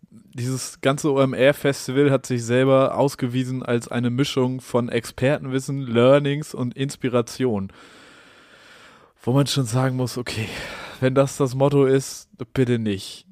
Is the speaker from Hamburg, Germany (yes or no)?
yes; Hamburg, Germany; ich als Hamburger